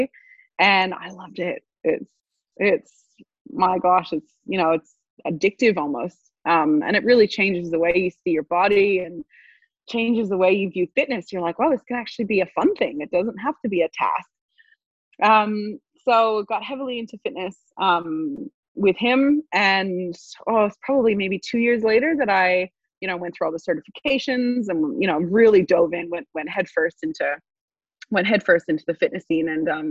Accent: Montreal, Quebec, Canada; moved away; I studied finance back in Montreal, which is where I'm from Canada

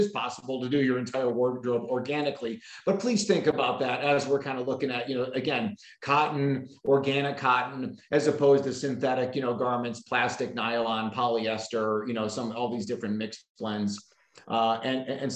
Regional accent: Chicago, Illinois, United States; now in Arizona, United States; my hometown of Chicago

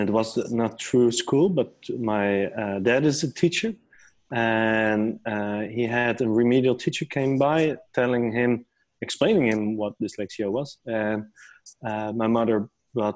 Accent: near Amsterdam, North Holland, Netherlands; I grew up near Amsterdam in a small village.

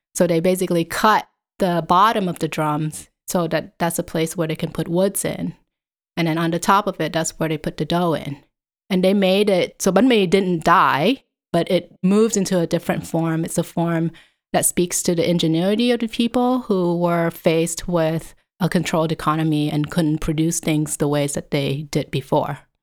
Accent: Vietnam; moved away; also born or lived in Southern California, United States / Connecticut, United States; in front of my house when I was growing up in Vietnam

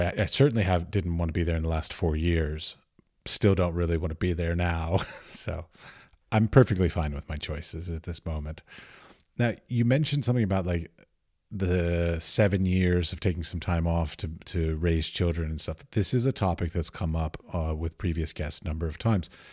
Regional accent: United States; moved away as an adult; now in Europe; I was raised in America and I moved away

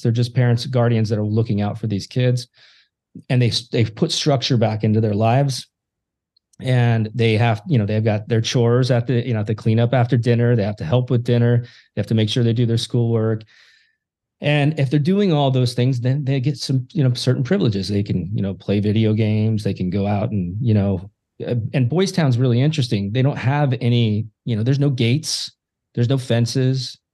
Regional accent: Yelm, Washington, United States; my hometown of Yelm

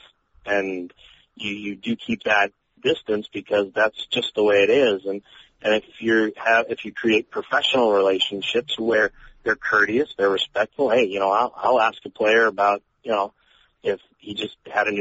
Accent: Colorado, United States; moved away as an adult; now in St. Louis, United States; The newspaper I grew up reading in Colorado

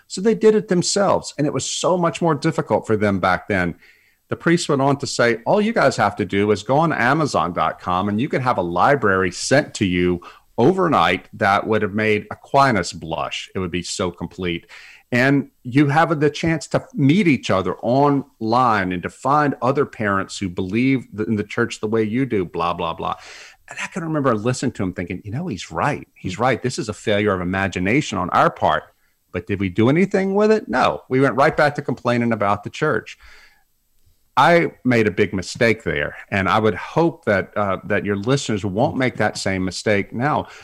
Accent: South Louisiana, United States; moved away; some big hurricane came through South Louisiana and it knocked out power to my hometown for two weeks

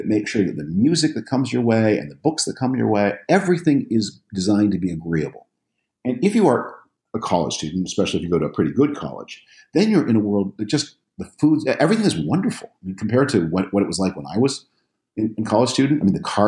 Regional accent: Canada; I'm from Canada.

